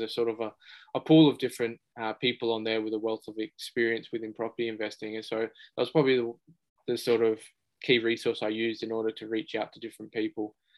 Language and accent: English; Blacktown, New South Wales, Australia; born in, uh, in Australia, grew up around um, Western Sydney, so in Blacktown